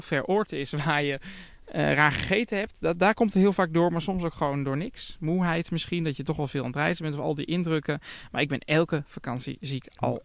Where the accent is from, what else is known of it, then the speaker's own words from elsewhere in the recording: Netherlands; als Nederlander